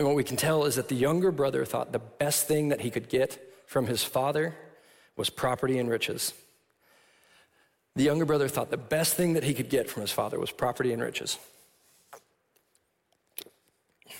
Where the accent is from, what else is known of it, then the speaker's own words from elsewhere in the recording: Austin, Texas, United States; I'm from Austin, so I'm not like a city boy, or I'm not a farm boy